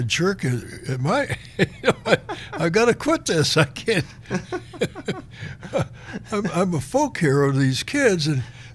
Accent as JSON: {"language": "English", "town": "Cleveland", "region": "Ohio", "country": "United States", "tie": "born or raised there", "moved": "yes", "said": "I grew up in Cleveland"}